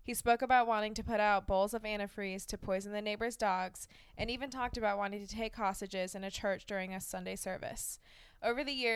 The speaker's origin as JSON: {"language": "English", "region": "Ohio", "country": "United States", "said": "I am from Ohio"}